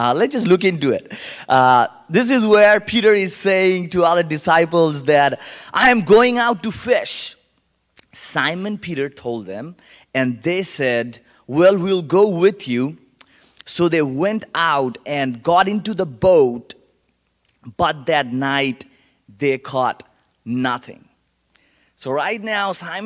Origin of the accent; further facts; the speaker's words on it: Kolkata, West Bengal, India; accent: Indian; English is a second language; now in Colorado Springs, United States; born and raised in India